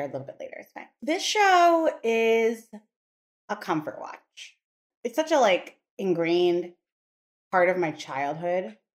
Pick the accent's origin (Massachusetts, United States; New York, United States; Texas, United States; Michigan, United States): New York, United States; New York City; We grew up in Brooklyn.